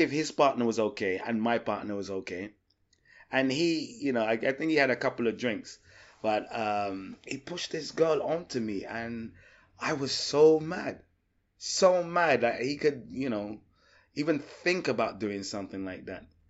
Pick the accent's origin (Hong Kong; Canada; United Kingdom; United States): United Kingdom; England; being English